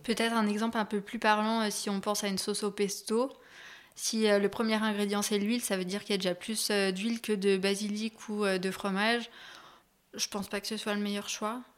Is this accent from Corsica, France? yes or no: no; Annecy, Auvergne-Rhône-Alpes, France; grandi donc à Annecy, euh, je vis encore ici